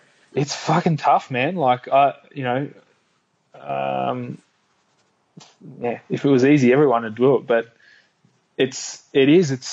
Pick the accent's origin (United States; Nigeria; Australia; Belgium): Australia; Melbourne, Victoria; my hometown in Melbourne